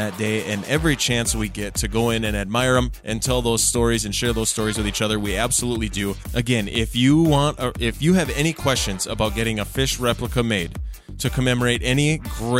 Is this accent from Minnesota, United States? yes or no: yes; Minnesota, United States; I was born and raised in Minnesota.